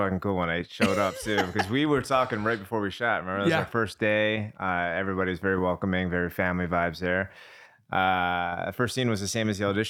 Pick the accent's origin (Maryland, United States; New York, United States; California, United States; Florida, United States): Maryland, United States; Baltimore; now in Los Angeles, United States; born and raised in Baltimore, live in Los Angeles.